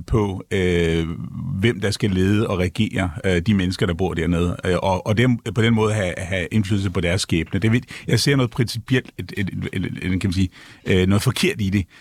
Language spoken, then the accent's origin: Danish; Ankara, Turkey; now in Denmark; Jeg er født, født og opvokset i Ankara